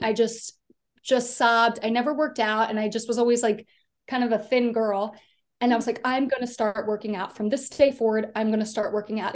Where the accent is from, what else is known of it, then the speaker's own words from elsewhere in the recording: Delaware, United States; moved away; I grew up in a really small town. I'm from the East Coast. I'm from Delaware.